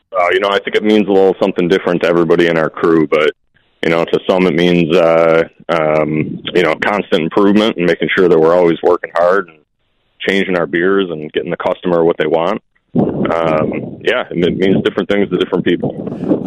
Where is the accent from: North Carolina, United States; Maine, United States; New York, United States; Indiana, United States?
New York, United States; Lockport; moved away as an adult; now in Portland, United States; I grew up in Lockport, New York. Uh, haven't lived there since I was eighteen